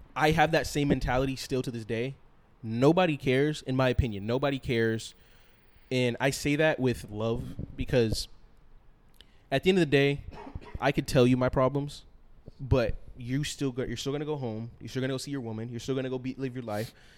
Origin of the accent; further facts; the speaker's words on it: East Coast, United States; I am also from the East Coast